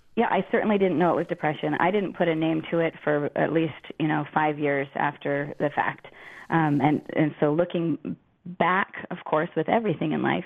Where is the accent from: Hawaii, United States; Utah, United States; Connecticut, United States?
Connecticut, United States; moved away as an adult; I grew up in Connecticut